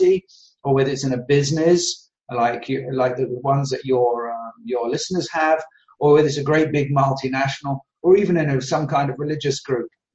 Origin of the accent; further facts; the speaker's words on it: London, United Kingdom; moved away as an adult; now in Belgium; I now live in Belgium, but I was brought up in Southeast London